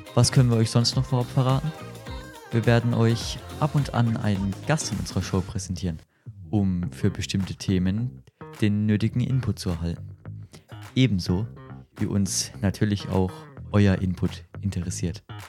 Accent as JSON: {"language": "German", "area": "Lower Franconia", "region": "Bavaria", "country": "Germany", "said": "wir sind, wie ihr vermutlich in der einen oder anderen Episode hören werdet, aus Unterfranken"}